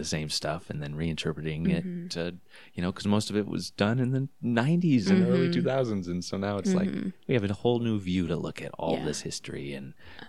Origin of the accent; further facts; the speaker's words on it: Boise, Idaho, United States; I am also born and raised here in Boise, Idaho. Went to Bora High School.